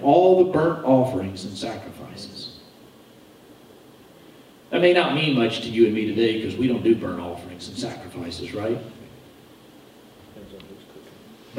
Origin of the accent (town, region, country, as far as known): United States